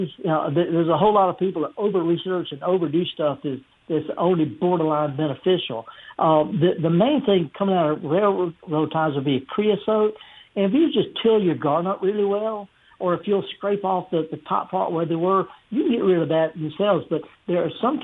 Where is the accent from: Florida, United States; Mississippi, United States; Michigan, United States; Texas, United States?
Mississippi, United States; the Delta; I was raised, I'm from the Delta